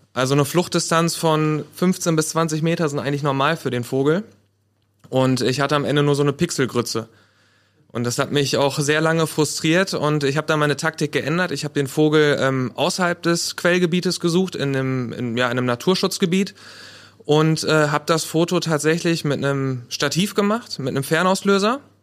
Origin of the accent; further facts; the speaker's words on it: Paderborn, North Rhine-Westphalia, Germany; Ich komme auch aus Paderborn, so wie mein Vorredner Rick.